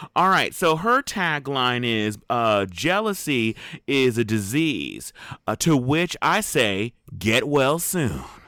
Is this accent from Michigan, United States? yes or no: no; Southern California, United States; I am from Southern California, born and raised.